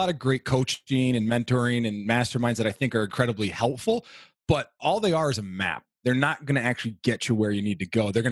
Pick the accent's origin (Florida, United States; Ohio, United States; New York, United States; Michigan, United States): Florida, United States; also born or lived in Alaska; I was actually born in Alaska. My dad was working in the oil fields in Prudhoe Bay. So I was born there, moved to Florida through most of elementary and part of middle school.